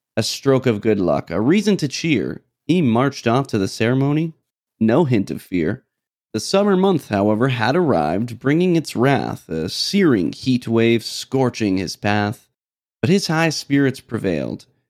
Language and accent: English; New Hampshire, United States; moved away; I'm from New Hampshire, where we have no sales tax